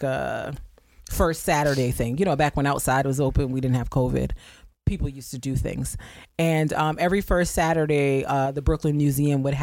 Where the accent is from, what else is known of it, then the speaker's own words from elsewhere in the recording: Guinea-Bissau; I'm from Guinea-Bissau